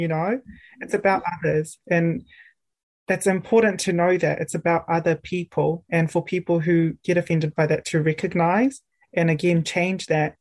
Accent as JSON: {"language": "English", "region": "Auckland", "country": "New Zealand", "tie": "born or raised there", "moved": "as an adult", "lives_now": "Dunedin, New Zealand", "said": "I grew up grew up in Auckland in a very urban place"}